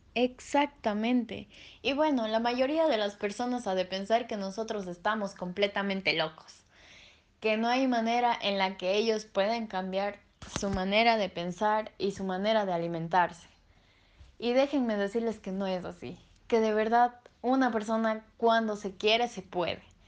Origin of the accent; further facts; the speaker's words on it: Ecuador; en mi país, en Ecuador